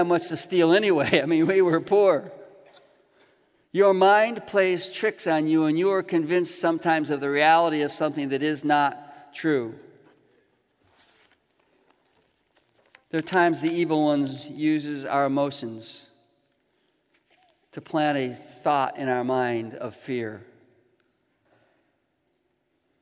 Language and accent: English; Chicago, Illinois, United States; growing up in Chicago